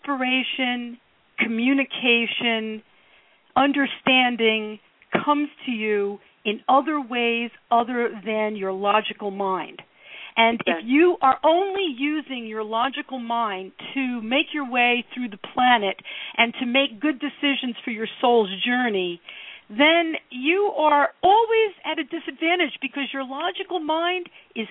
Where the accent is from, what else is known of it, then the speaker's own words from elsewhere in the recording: Newark, New Jersey, United States; when I was growing up in Newark